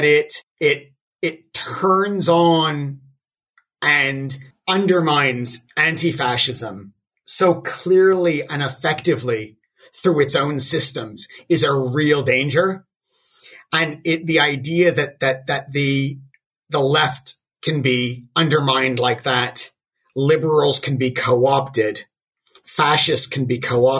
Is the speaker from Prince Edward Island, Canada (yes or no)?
no; Toronto, Ontario, Canada; growing up in Toronto in the '80s when there was a massive wave of skinheads